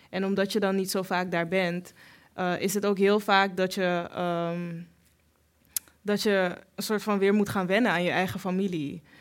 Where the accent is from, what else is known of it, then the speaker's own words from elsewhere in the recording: Suriname; En wij zijn Creool-Surinaams, dus wij zien er anders uit dan zij. En er zijn veel bevolkingsgroepen in Suriname